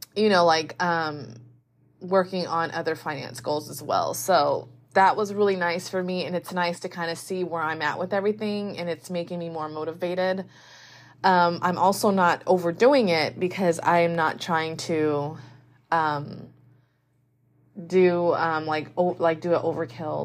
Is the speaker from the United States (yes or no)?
yes; United States; as an American.